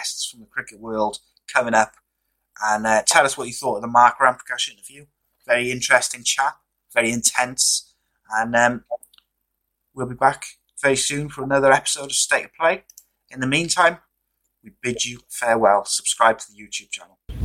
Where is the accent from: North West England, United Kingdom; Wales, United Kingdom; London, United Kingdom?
Wales, United Kingdom; as a Welshman